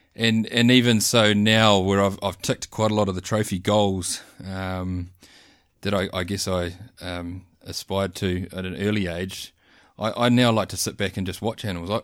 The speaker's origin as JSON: {"language": "English", "region": "North Island", "country": "New Zealand", "tie": "born or raised there", "also_born_or_lived": "South Island", "moved": "yes", "said": "I grew up bush hunting in the North Island"}